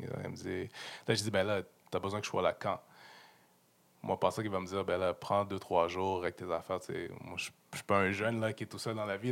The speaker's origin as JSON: {"language": "French", "town": "Montreal", "region": "Quebec", "country": "Canada", "tie": "born or raised there", "said": "je suis venu jouer aux Alouettes dans ma ville natale, où est-ce que ma famille est là, mes boys du high school sont là"}